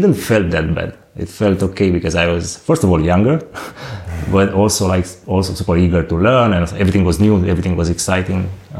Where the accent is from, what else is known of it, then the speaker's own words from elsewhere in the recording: Romania; moved away as an adult; also born or lived in Bucharest, Romania; now in Berlin, Germany; I just moved to the capital. I'm from Bucharest, from Romania.